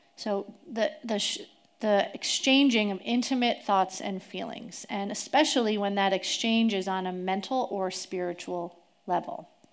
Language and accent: English; East Coast, United States; moved away as an adult; now in Tri-Cities, United States; I grew up on the East Coast